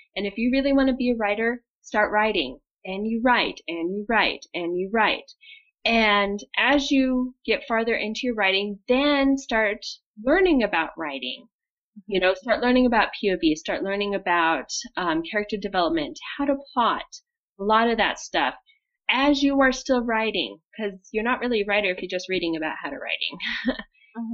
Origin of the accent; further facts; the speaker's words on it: Montana, United States; I grew up in Montana